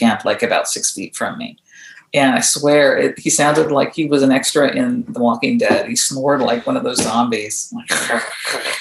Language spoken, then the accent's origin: English; Southern California, United States; I grew up out here in Southern California in kind of a rural area.